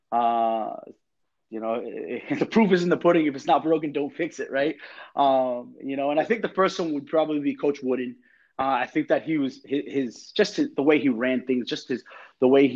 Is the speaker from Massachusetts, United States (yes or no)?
yes; Boston, Massachusetts, United States; moved away as an adult; also born or lived in Connecticut / New York / Florida; now in Miami, United States; I'm originally from Boston, but I coached in Connecticut